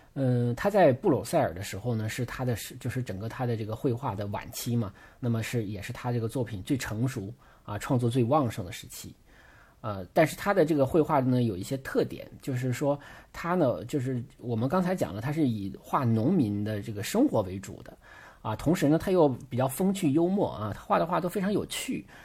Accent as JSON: {"language": "Chinese", "region": "Northeast China", "country": "China", "said": "我是东北人，我都能在冰上骑自行车"}